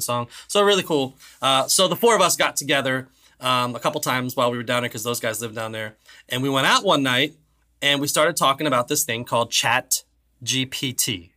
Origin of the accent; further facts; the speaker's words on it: Ireland; I'm Irish